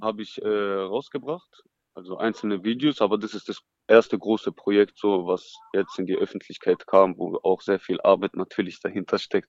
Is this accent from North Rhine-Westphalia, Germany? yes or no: no; Stuttgart, Baden-Württemberg, Germany; Geboren bin ich hier in Stuttgart, ja. aufgewachsen in Feuerbach, mhm. Stadtteil Feuerbach